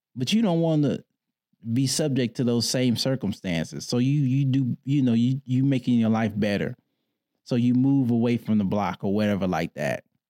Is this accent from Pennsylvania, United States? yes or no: no; Detroit, Michigan, United States; I grew up in Detroit